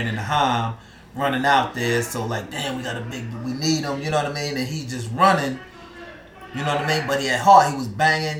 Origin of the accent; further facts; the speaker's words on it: New York City, New York, United States; I'm from Harlem.